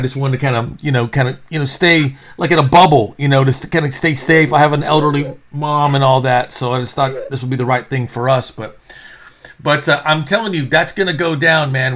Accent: Texas, United States; also born or lived in New York; I am actually from Texas

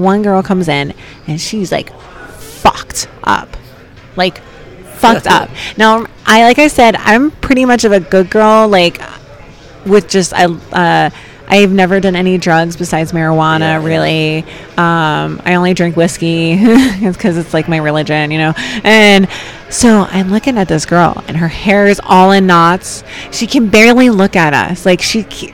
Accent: New Jersey, United States; I'm from South Jersey

